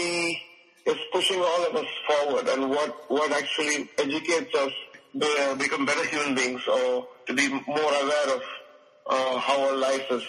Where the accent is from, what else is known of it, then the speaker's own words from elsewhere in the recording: India; I'm an Indian composer